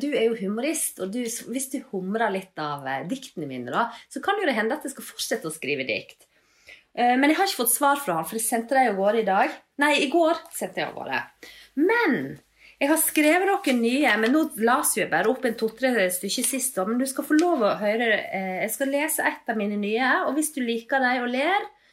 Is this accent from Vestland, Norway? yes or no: yes; Leikanger, Vestland, Norway; now in Bergen, Norway; Jeg er fra Leikanger